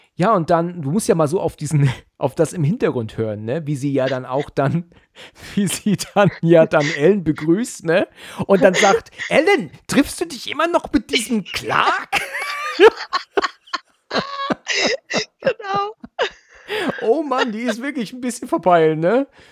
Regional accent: Germany

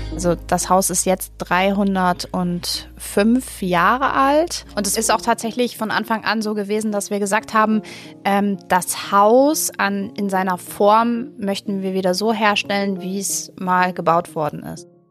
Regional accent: Bad Essen, Lower Saxony, Germany; moved away; also born or lived in Hamburg; Ich komme also. aus einem kleinen Fachwerkstädtchen Bad Essen

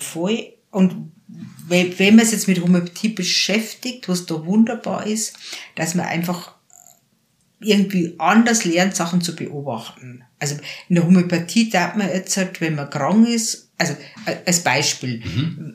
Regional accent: near Passau, Bavaria, Germany; ich bin jetzt in der Einöde aufgewachsen, also so einen halben Kilometer weg vom nächsten Haus, am Waldrand

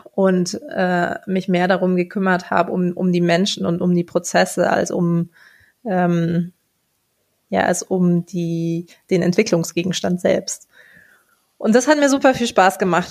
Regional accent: Munich, Bavaria, Germany; Ich bin ein Münchner Kindel, also in München geboren und aufgewachsen.

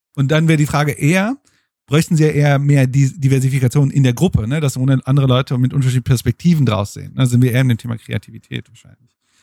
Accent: Bochum, North Rhine-Westphalia, Germany; Ich komme aus Bochum und äh, aus dem Pott sozusagen

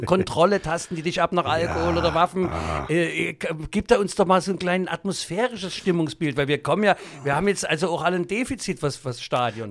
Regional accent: Saxony, Germany; als Sachse in Berlin den Kabarettpreis zu gewinnen

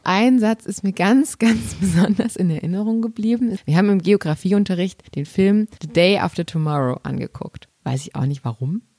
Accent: Chemnitz, Saxony, Germany; accent: Saxon; moved away as an adult; also born or lived in Dresden / Lübeck; ich komme ursprünglich aus Sachsen

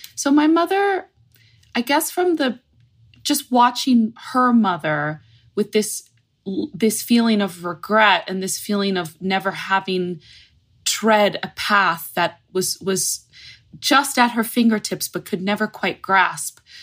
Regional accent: Fort Lauderdale, Florida, United States; I'm in Palm Beach, Florida, which is a little bit more north of Fort Lauderdale from where I grew up

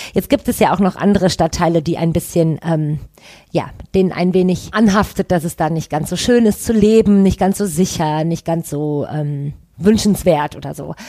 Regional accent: Düsseldorf, North Rhine-Westphalia, Germany; ich bin in Goldsheim aufgewachsen, das ist quasi gegenüber von Oberkassel, auch äh, am Rhein

